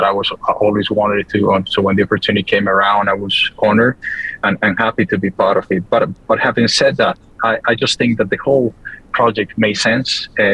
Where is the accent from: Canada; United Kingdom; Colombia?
Colombia; being South American, Colombian